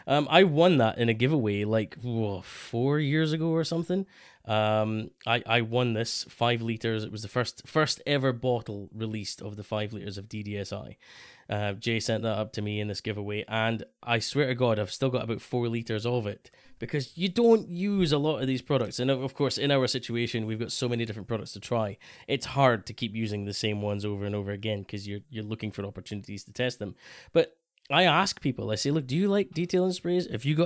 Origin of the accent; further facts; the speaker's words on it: Scotland, United Kingdom; especially as a Scotsman